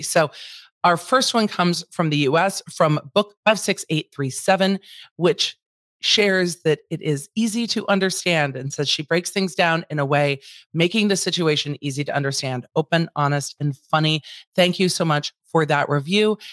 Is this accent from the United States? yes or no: yes; United States; I am hopelessly American